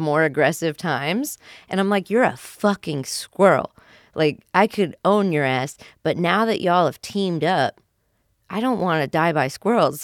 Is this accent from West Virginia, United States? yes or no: yes; West Virginia, United States; I grew up in West Virginia